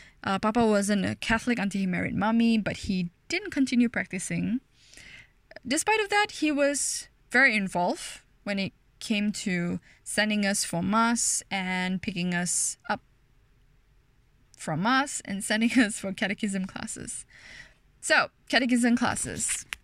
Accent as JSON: {"language": "English", "town": "Ampang", "region": "Selangor", "country": "Malaysia", "tie": "born or raised there", "said": "I was born and bred in Malaysia, specifically in a beautiful, thriving town called Ampang. The one in Selangor, not the one in Ipoh."}